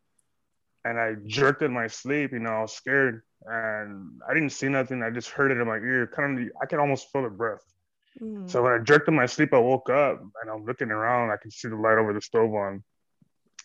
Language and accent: English; Kingsville, Texas, United States; I'm from Kingsville, Texas, by the King Ranch area